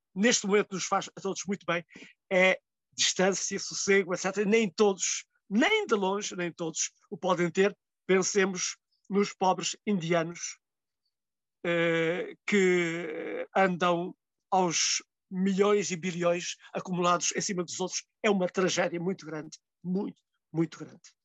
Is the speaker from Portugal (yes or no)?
yes; Mértola, Alentejo, Portugal; Mértola, que é uma terra no fundo do fundo do Alentejo, e uh, que é a minha terra natal e que é a terra que escolhi para viver